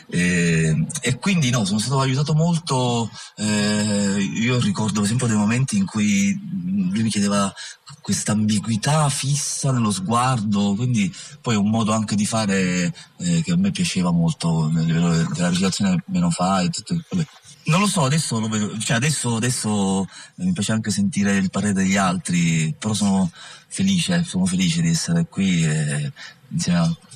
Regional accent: Castelvetrano, Sicily, Italy; io di questi personaggi sgradevoli ne conosco parecchi, perché sono di Castelvetrano, cioè questa è una cosa anche che ci tengo, ed è un paese, ahimè, adesso finalmente ci siamo liberati

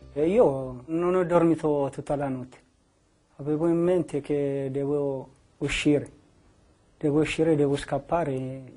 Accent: Ethiopia; Italian is a second language; moved away as an adult; now in Italy

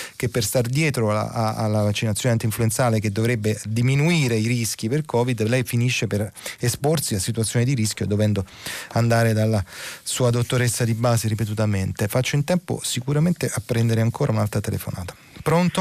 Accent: Naples, Campania, Italy; da concittadino, sono napoletano anch'io

